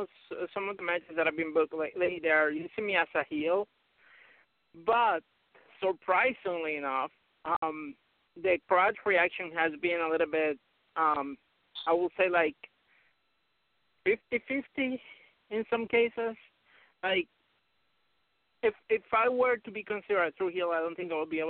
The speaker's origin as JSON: {"language": "English", "country": "Puerto Rico", "tie": "born or raised there", "also_born_or_lived": "Albany, New York", "moved": "yes", "said": "I was born in Puerto Rico"}